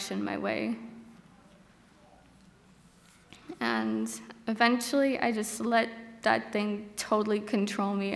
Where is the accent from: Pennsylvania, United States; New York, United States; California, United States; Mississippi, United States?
California, United States; Bakersfield; I'm from Bakersfield, California. I lived there my whole life